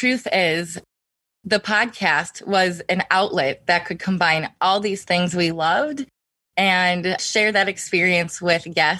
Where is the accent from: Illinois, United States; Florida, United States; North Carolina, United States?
Illinois, United States; Chicago; growing up in Chicago, we were around a lot of different cuisines, culture.